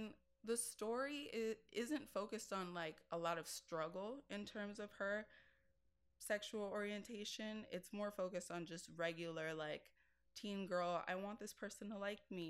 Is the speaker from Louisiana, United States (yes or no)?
no; New York City, New York, United States; Bronx girl at heart